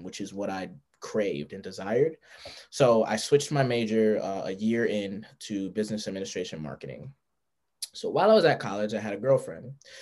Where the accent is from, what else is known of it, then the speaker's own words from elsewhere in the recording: Amityville, New York, United States; I grew up in Amityville, New York.